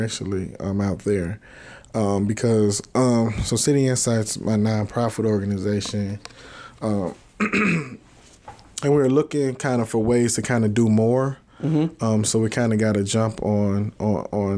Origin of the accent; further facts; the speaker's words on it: Robbins, Illinois, United States; I'm from Robbins. I always represent where I'm from.